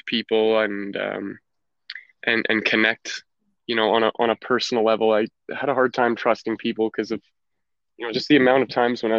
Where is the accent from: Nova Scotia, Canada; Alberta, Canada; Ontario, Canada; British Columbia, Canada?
Alberta, Canada; also born or lived in Calgary, Alberta / Chestermere, Alberta; I was born in Calgary, Alberta. I spent a little bit of my very young life in the city